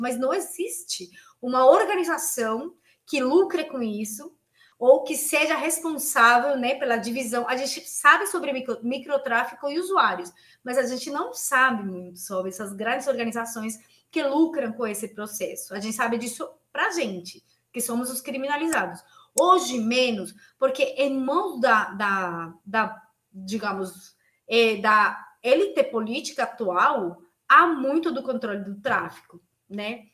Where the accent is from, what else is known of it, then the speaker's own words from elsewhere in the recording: Colombia; Portuguese is a second language; moved away as an adult; now in São Paulo, Brazil; Eu, que sou colombiana, que estudo aqui na USP